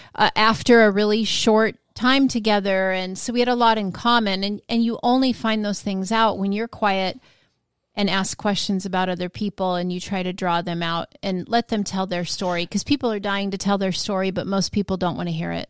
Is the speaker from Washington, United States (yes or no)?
yes; Washington, United States; now in Florida, United States; I was from Washington State